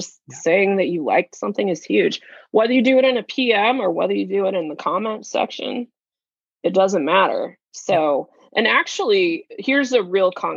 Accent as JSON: {"language": "English", "region": "Kansas", "country": "United States", "said": "I'm from Kansas"}